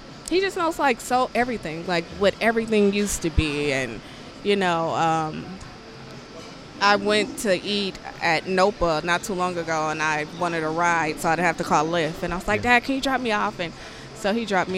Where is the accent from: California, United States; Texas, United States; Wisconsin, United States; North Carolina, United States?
California, United States; San Francisco; Born and raised in San Francisco, in the Fillmore District of San Francisco.